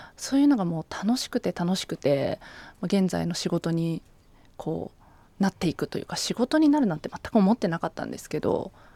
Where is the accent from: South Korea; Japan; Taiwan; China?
Japan; Ichinomiya, Aichi; moved away as an adult; now in Tokyo, Japan; 愛知県の一宮市出身なんですけど